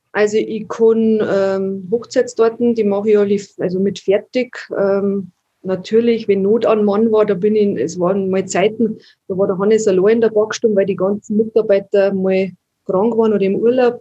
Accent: Landshut, Bavaria, Germany; moved away as an adult; also born or lived in Ast; now in Wartenberg, Germany; bin in Landshut aufgewachsen. Wir haben dann nach Ast gezogen, das ist zwischen Landshut und Moosburg.

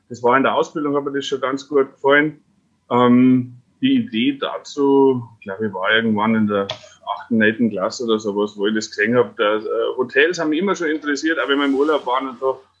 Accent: Fraunberg, Bavaria, Germany; weil ich ja gebürtiger Frauenberger bin und in Wartenberg zur Schule gegangen bin

